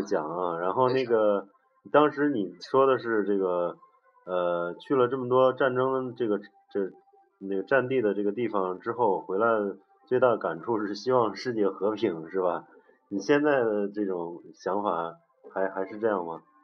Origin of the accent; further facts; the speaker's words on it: China; 我们中国人